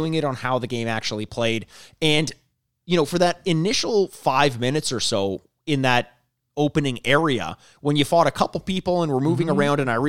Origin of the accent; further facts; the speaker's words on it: United Kingdom; I'm the British author of the podcast where I got paid per word.